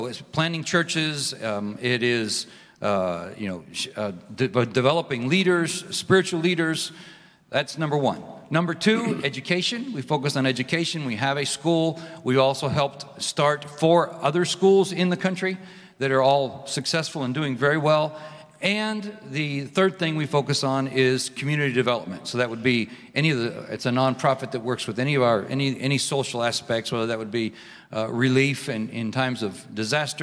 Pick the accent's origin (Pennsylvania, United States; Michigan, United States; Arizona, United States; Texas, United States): Pennsylvania, United States; moved away as an adult; also born or lived in Mexico; now in Guatemala; I was raised in Pennsylvania